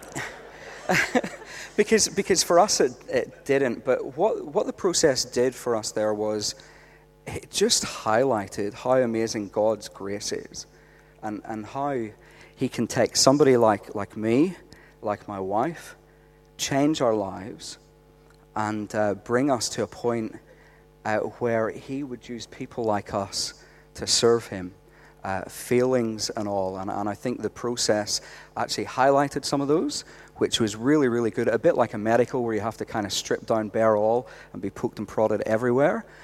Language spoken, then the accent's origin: English; Northern Ireland, United Kingdom; moved away as an adult; now in Australia; I'm from Northern Ireland. Uh, we came out here about eight years ago, and uh, we've made Australia our home